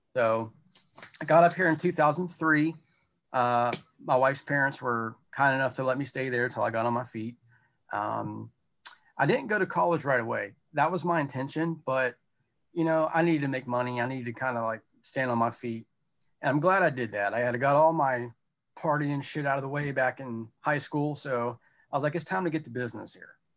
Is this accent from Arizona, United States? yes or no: no; North Carolina, United States; also born or lived in the South; now in Battlefield Township, Pennsylvania, United States; I'm not from here. I'm from North Carolina originally